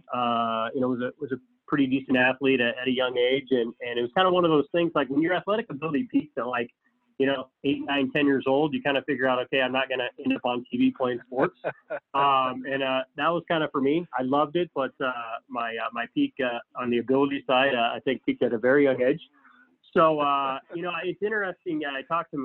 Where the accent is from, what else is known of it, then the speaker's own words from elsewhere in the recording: Council Bluffs, Iowa, United States; born and raised in Council Bluffs